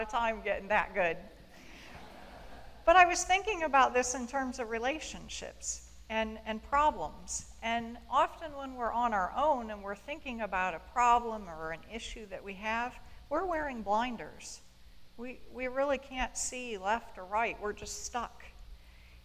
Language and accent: English; Bryan, Ohio, United States; I was born and raised in Bryan, Ohio